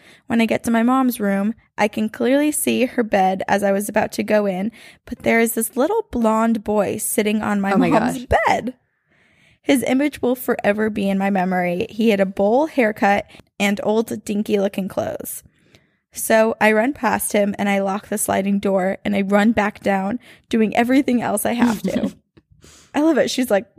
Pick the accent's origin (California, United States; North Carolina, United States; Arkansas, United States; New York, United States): California, United States; Los Angeles; also born or lived in Riverside; I grew up in Lincoln Heights, Los Angeles, specifically on Avenue 26. Trust me, it ties in later. When I was 11, my family moved to Riverside, California, an hour east